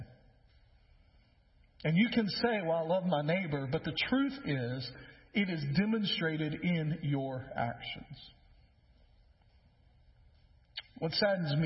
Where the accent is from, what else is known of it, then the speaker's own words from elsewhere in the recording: West Tennessee, United States; now in Middle Tennessee, United States; I grew up in West Tennessee, and so some things are different over there near the river